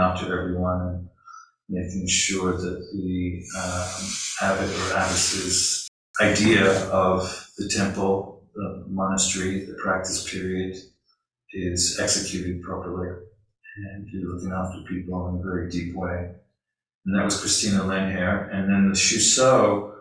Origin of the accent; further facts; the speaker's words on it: London, United Kingdom; moved away; I grew up in London, and being a member of the working class, in England